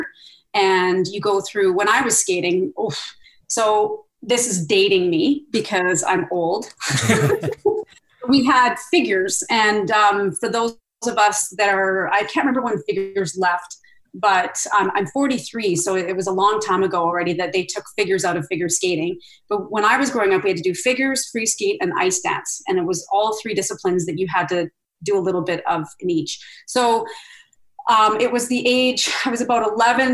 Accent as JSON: {"language": "English", "town": "Red Deer", "region": "Alberta", "country": "Canada", "tie": "born or raised there", "said": "we had these outdoor arenas in all the communities in Red Deer growing up"}